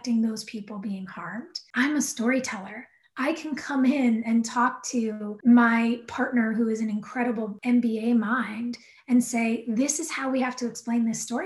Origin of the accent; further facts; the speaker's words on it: Southern California, United States; I grew up in Southern California